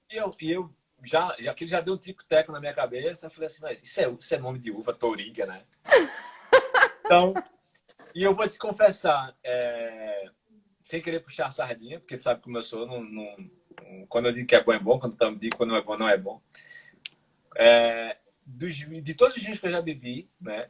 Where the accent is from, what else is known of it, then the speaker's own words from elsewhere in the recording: Brazil; moved away as an adult; also born or lived in Ireland; now in Portugal; Quando eu saí do Brasil